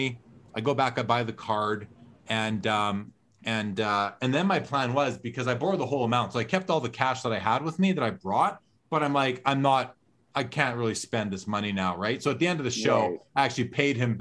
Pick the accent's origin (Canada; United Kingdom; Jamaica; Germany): Canada; being Canadian